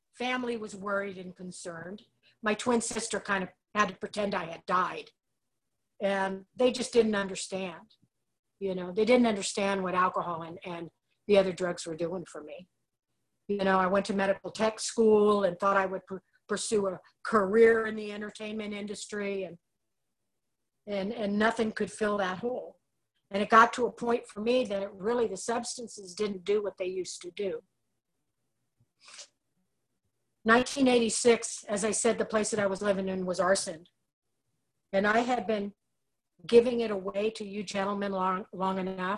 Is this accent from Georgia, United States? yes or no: no; Los Angeles, California, United States; I was born and raised in the San Fernando Valley in Los Angeles, California, North Hollywood